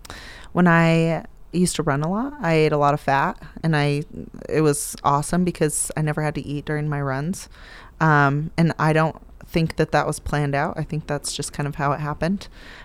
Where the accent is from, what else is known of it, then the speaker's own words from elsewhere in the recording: United States; I'm a good gauge of that as an American.